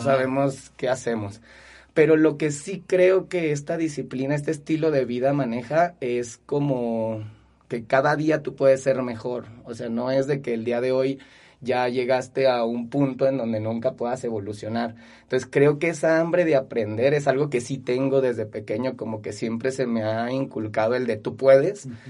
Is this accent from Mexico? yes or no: yes; Zacatecas, Mexico; also born or lived in Guadalupe, Zacatecas; nací aquí en Zacatecas, me crié aquí en Zacatecas, he estudiado aquí en Zacatecas, trabajo aquí en mi ciudad